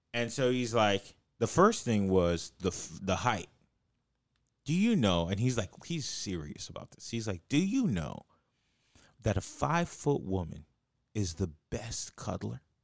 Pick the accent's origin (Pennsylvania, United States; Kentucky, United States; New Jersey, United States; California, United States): California, United States; Los Angeles; it's like L.A.